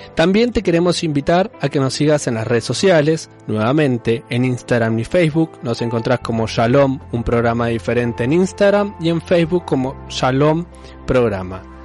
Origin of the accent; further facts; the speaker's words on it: Argentina; nuestra Argentina